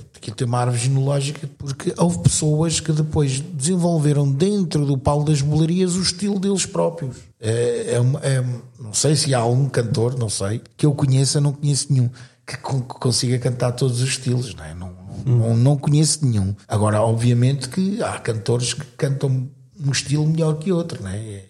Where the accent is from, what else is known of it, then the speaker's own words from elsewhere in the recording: Cascais, Lisbon, Portugal; also born or lived in northern Portugal; now in Sintra, Portugal; sou natural do Estoril, Cascais, aunque tenha vivido pelo norte do país, vivi cerca de talvez 15, 16 anos